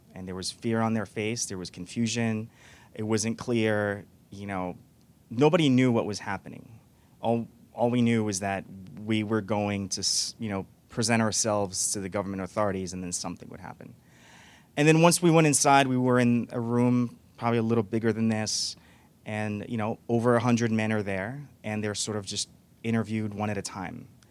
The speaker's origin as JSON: {"language": "English", "region": "New York", "country": "United States", "tie": "born or raised there", "also_born_or_lived": "Morocco", "said": "I was born in Morocco. I came here as a kid, and I grew up undocumented. And uh, for a, you know a, quite a few years, for over a decade, my being undocumented. I grew up in New York"}